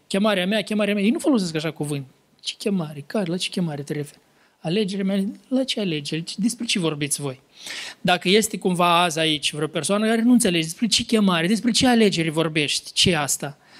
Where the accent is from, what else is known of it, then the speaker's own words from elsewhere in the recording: Lăpușna, Hîncești District, Moldova; din satul meu de Baștin, din Lăpușna